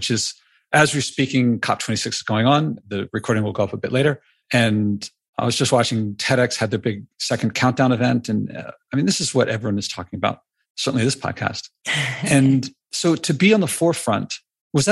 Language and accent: English; Philadelphia, Pennsylvania, United States; now in New York City, United States; where I grew up in Philadelphia